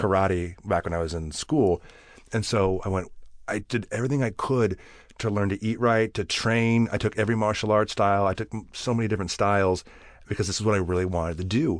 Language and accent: English; Bakersfield, California, United States; I grew up in Bakersfield